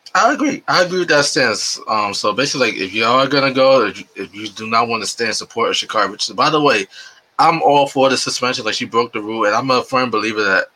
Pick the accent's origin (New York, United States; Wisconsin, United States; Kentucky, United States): New York, United States; New York City; I grew up in New York City, in the South Bronx, and that's like my area